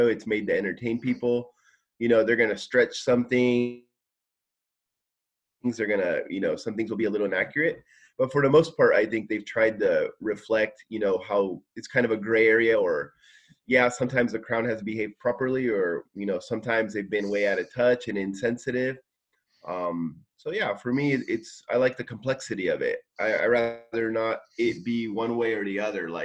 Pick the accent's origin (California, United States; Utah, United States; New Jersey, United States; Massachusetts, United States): California, United States; Simi Valley; now in Kanagawa, Japan; I'm from California, Simi Valley, California, and I'm recording out of Kanagawa, Japan today